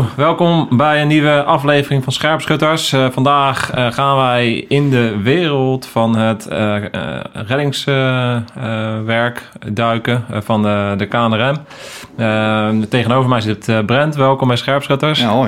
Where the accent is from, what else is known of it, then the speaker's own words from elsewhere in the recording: The Hague, South Holland, Netherlands; ik ben zelf ook Hagenees